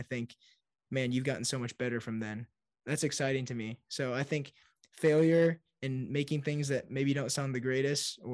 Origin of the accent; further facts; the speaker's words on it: Fort Wayne, Indiana, United States; moved away as an adult; now in Nashville, United States; So I'm a Hoosier. I'm from Indiana. I live in Nashville now, but I grew up my whole life in Indiana.